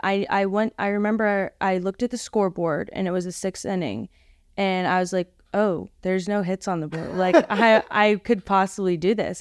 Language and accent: English; Orlando, Florida, United States; moved away as an adult; now in Boca Raton, United States; I'm from Orlando